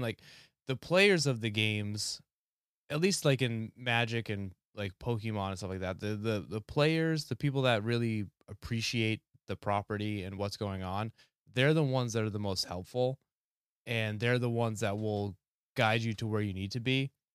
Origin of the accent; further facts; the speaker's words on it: New Hampshire, United States; I'm from New Hampshire